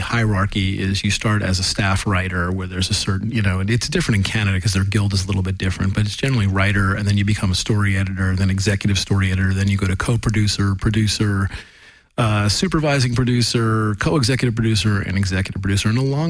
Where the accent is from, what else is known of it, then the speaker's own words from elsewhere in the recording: Los Angeles, California, United States; I was from Los Angeles